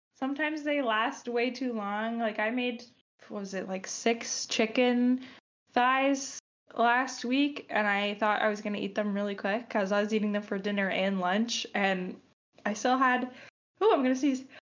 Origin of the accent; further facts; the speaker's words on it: Long Island, New York, United States; I'm from Long Island, you know, we ate pasta